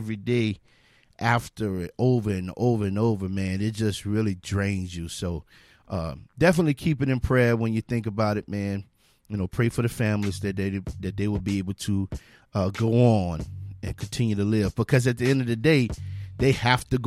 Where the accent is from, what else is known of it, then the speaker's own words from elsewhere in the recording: Louisiana, United States; now in Texas, United States; I'm from Louisiana